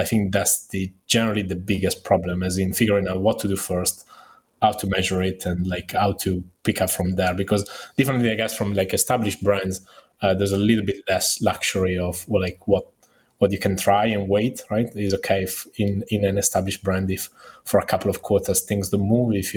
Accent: Italy; I'm obviously Italian, right?

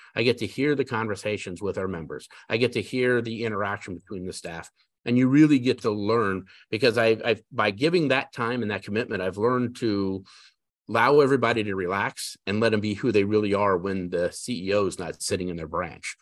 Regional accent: Denver, Colorado, United States; now in South Carolina, United States; I was born and raised in Denver, Colorado

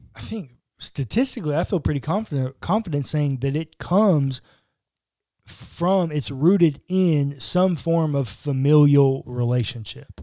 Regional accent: United States

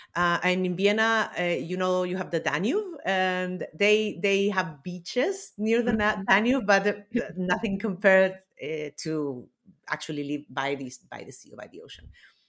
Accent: Chile; I come from Chile.

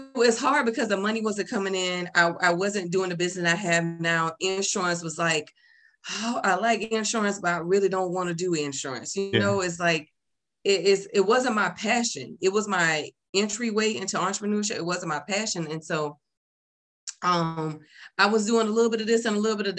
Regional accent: the South, United States; also born or lived in California; I'm a down south girl

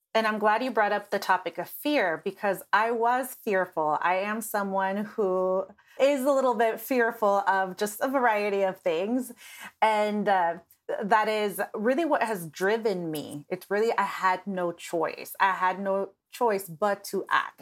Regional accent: Nebraska, United States; moved away as an adult; now in Los Angeles, United States; moving to Los Angeles from Nebraska about eight years ago

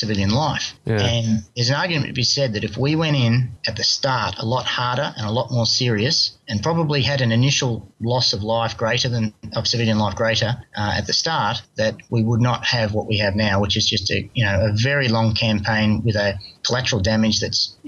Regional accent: Australia; as an Australian citizen

